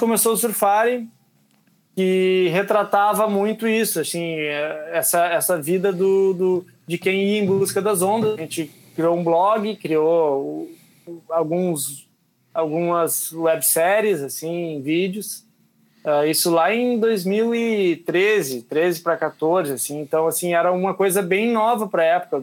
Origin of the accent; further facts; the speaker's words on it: Uruguaiana, Rio Grande do Sul, Brazil; eu sou de Uruguaiana, que fica a 600 quilômetros de Porto Alegre